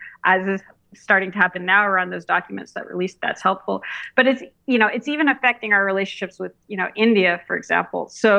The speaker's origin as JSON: {"language": "English", "country": "Canada"}